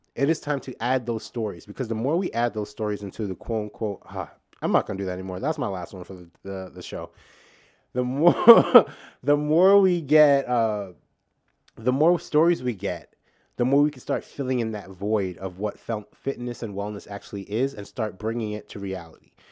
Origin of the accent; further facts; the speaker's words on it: New York, United States; I'm from New York